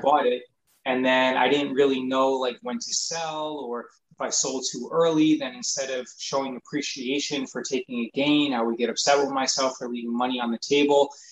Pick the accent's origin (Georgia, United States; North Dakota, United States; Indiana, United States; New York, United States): New York, United States; I grew up in New York